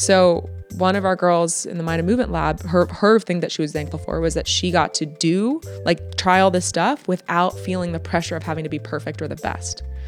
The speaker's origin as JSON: {"language": "English", "country": "United States", "moved": "as an adult", "lives_now": "Netherlands", "said": "I'm from the States"}